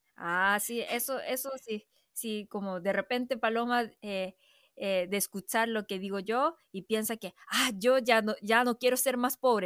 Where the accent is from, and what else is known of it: South Korea